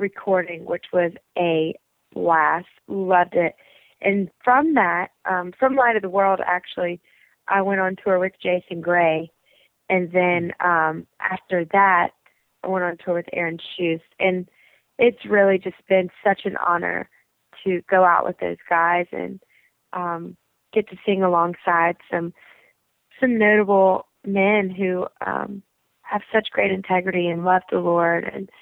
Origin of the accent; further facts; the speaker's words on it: Lafayette, Louisiana, United States; moved away as an adult; also born or lived in Baton Rouge, Louisiana; now in Nashville, United States; I'm from Lafayette, Louisiana, Baton Rouge, Louisiana. So I'm Southern and Cajun